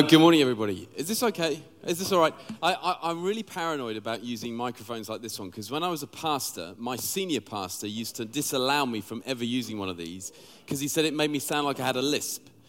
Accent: London, United Kingdom; also born or lived in Sheffield; now in Liverpool, United Kingdom; I'm actually from London originally

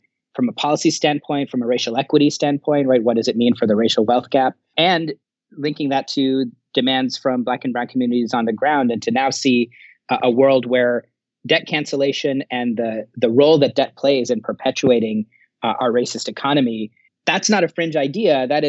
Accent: Thailand; also born or lived in New York, United States; Bangladeshi American by background, really kind of grew up all over. My dad used to work for the UN. I was born in New York, so I'm the anchor baby in our family, but grew up a large part of my childhood in Thailand and in the global South.

